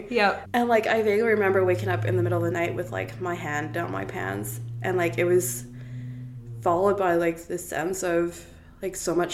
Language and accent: English; Cape Town, Western Cape, South Africa; also born or lived in Toronto, Canada; now in Kelowna, Canada; I grew up in uh, Cape Town, South Africa, and in a very religious household. My entire family was Anglican.